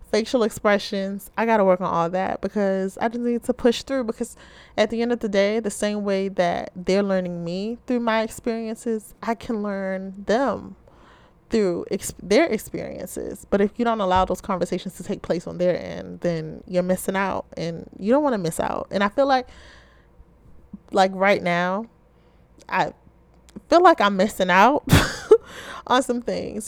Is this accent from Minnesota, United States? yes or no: no; Baltimore, Maryland, United States